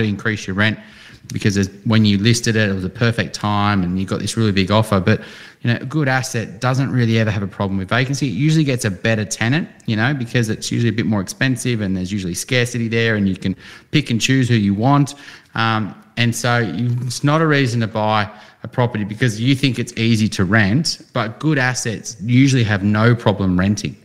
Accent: Newcastle, New South Wales, Australia; moved away; when I grew up in Newcastle and I'm like, that's nowhere near the city

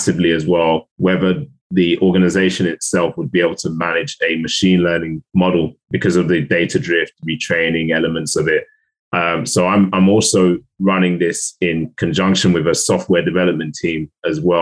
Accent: London, United Kingdom; I am from South London.

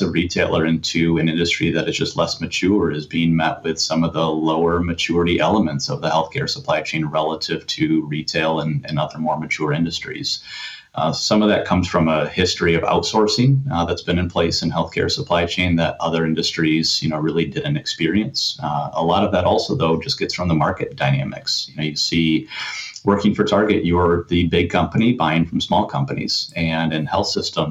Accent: West Michigan, United States; I grew up in West Michigan.

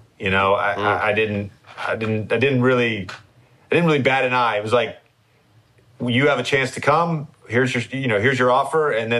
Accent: Virginia, United States; like UVA, and I was from Virginia, so UVA was on me hard

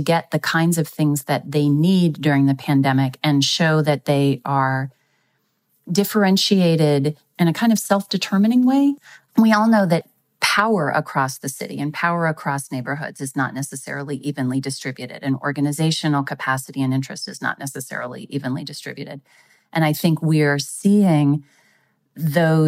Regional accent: Texas, United States; my home state of Texas

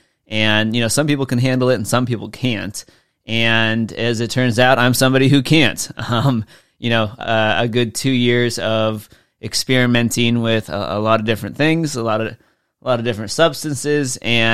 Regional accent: California, United States; moved away; since I grew up in SoCal, right? We don't get snow.

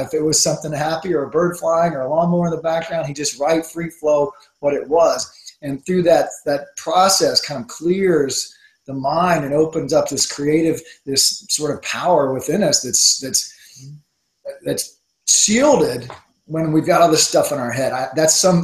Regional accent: the South, United States; I'm from the South

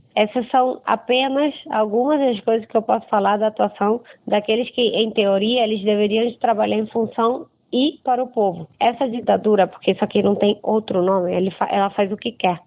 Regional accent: Venezuela; Portuguese is a second language; moved away as an adult; also born or lived in Rio de Janeiro, Brazil; sou venezuelana, moro em Caracas. Morei nove anos no Brasil e voltei à Venezuela há sete anos.

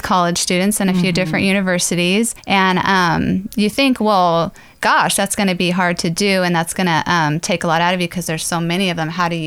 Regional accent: San Diego, California, United States; I'm from San Diego, California.

